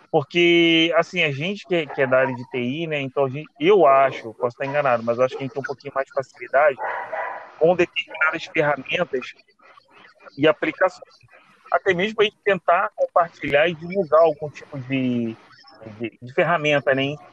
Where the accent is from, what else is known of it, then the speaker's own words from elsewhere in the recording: Rio de Janeiro, Brazil; Bom dia, sou o …. Sou daqui do Rio. Estou estudando também para concurso como vocês.